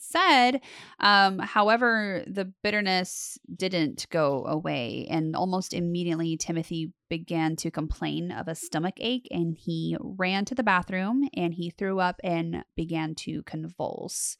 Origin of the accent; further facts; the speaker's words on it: Las Vegas, Nevada, United States; I grew up in Las Vegas